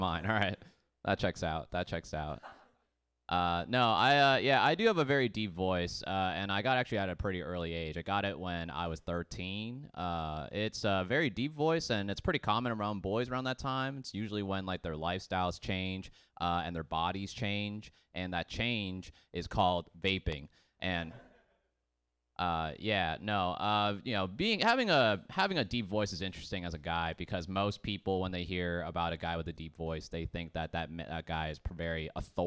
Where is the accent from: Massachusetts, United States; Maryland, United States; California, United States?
Massachusetts, United States; Boston; moved away; I grew up in Boston